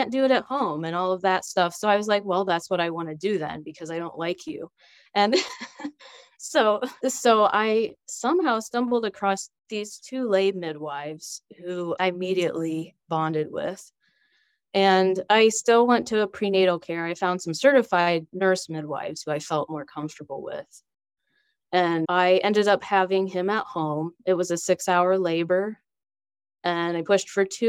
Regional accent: Wooster, Ohio, United States; I live in Ohio, Worcester, Ohio, and I've lived here all my life

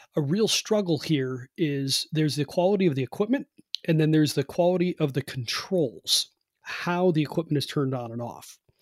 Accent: Cleveland, Ohio, United States; now in West Virginia, United States; I'm from Cleveland, happen to be living in West Virginia now, but I'm from Cleveland, which is a cold climate.

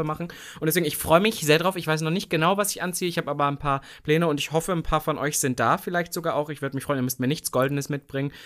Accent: East Germany, Germany; als ich damals groß geworden bin im Osten

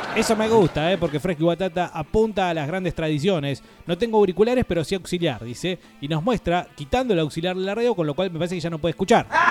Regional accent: Argentina; como nosotros diríamos en la Argentina

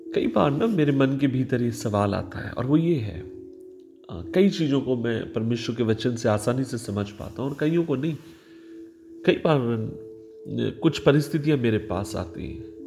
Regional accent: Maharashtra, India; मैं महाराष्ट्र से आता हूँ

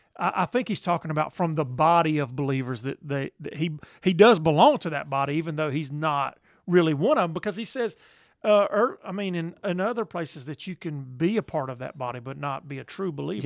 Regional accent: the South, United States; we're from the South

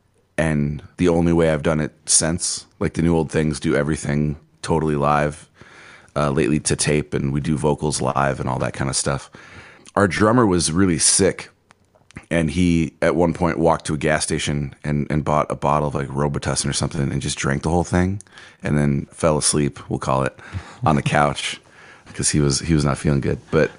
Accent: Wisconsin, United States; also born or lived in Owensboro, Kentucky / Indiana / Colorado / Wyoming; I was born in Owensboro, Kentucky, and we moved around a lot. We went from Owensboro to Indiana, to Colorado, to Wyoming, to Ohio, and then Wisconsin.

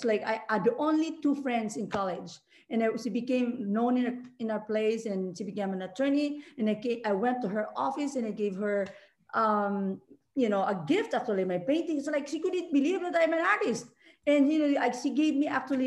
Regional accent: Philippines; moved away as an adult; now in Hawaii, United States; I'm originally from the Philippines, as you mentioned, and I came to Hawaii in 2005.

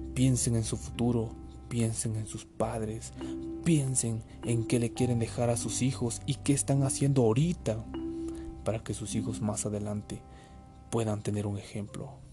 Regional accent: Mexico; Hablando como nación, todos somos mexicanos, todos somos México

